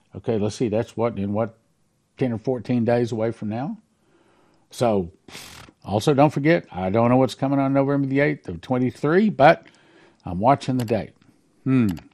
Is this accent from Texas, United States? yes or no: yes; Texas, United States; I'm a Texan